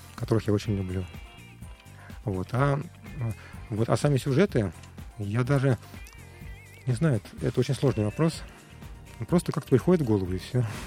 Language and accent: Russian; Moscow, Russia; Я родился в Москве, в интеллигентной семье.